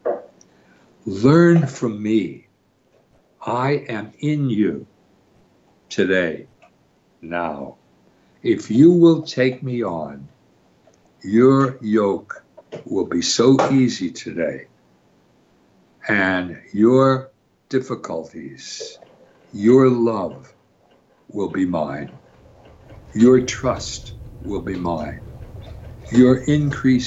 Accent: Wilkes-Barre, Pennsylvania, United States; as a boy growing up in Wilkes-Barre

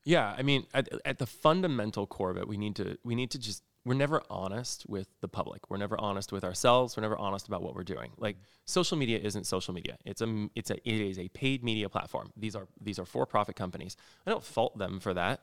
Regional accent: rural Indiana, United States; now in Los Angeles, United States; I grew up in rural Indiana

